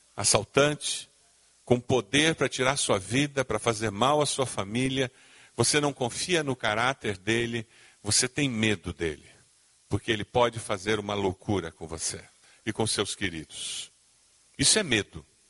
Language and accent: Portuguese; Brazil; como bons brasileiros, começamos a viver a vida cristã